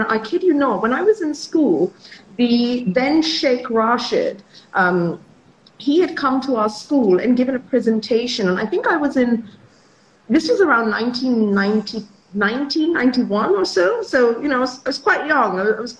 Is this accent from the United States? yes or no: no; Dubai, United Arab Emirates; also born or lived in London, United Kingdom; now in Mumbai, India; I was born in London, and I went over to Dubai when I was a little kid. So probably like when I was 6 or 7, we moved to Dubai. And I ended up growing up over there.